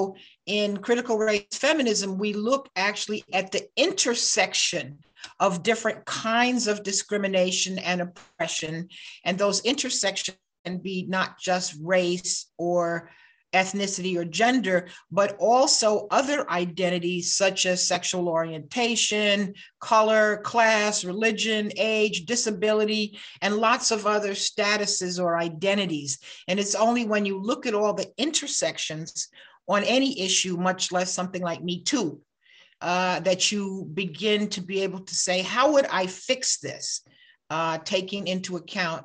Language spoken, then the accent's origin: English; United States; I'm an American